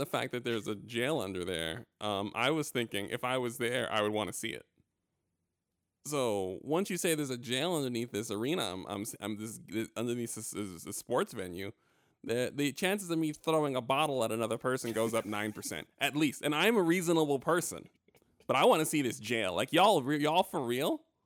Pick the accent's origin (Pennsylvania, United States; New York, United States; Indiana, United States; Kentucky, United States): New York, United States; I'm from New York